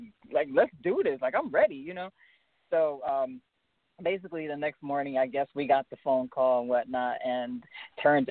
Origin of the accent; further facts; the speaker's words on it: Harrisburg, Pennsylvania, United States; also born or lived in Brooklyn; my hometown, Harrisburg, Pennsylvania